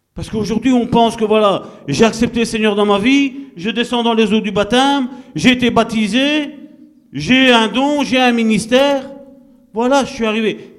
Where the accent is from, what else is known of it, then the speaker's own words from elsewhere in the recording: Italy; moved away; Je suis italien